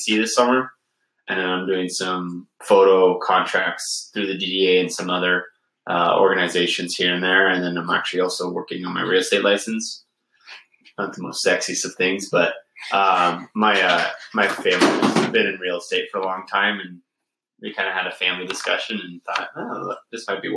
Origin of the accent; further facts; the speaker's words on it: Pleasanton, California, United States; moved away as an adult; also born or lived in Australia; now in Alpena, United States; I'm from California originally. So I'm from, like, San Francisco Bay Area. So I grew up in a location called East Bay, but the town I was part of was Pleasanton.